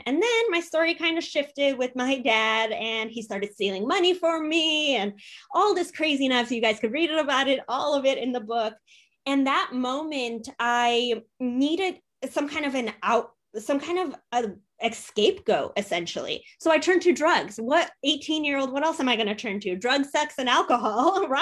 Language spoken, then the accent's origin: English; United States; also born or lived in Poland; We immigrated from Poland. I was 20 months old, so a year and a half when we immigrated. And my parents were 18, 19 years old, coming to America